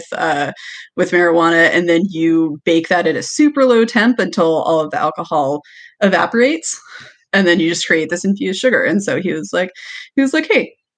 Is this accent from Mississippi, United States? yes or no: no; Washington, United States; moved away; I'm originally from Washington